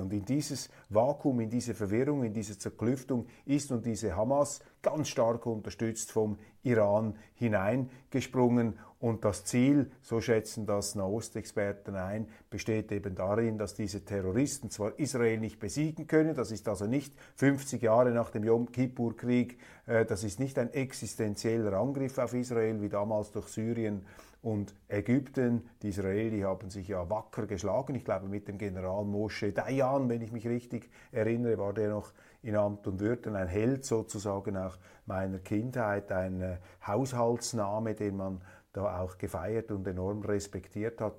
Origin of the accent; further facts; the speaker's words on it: Switzerland; Als Schweizer